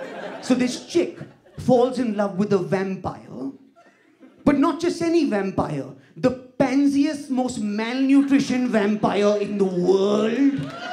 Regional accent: India; No, as an Indian, so I'm academic about shit, right?

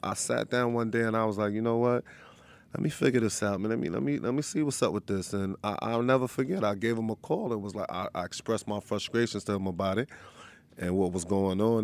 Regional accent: Long Island, New York, United States; also born or lived in Harlem, New York; Born and raised in Long Island, New York. And then when I got older, I moved to Harlem.

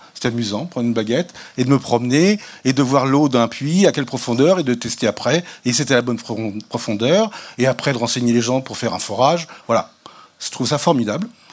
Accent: the West, western France, France; je suis catholique parce que je suis né dans l'Ouest

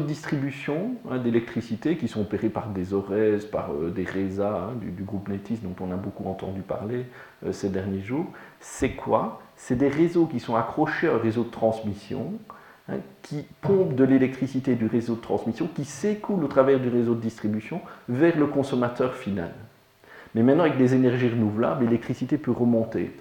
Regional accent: Liège, Wallonia, Belgium; Je suis liégeois

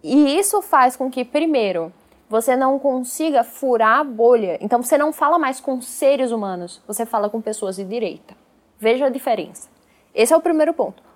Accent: Pernambuco, Brazil; o Gilberto Freire lá da minha terra

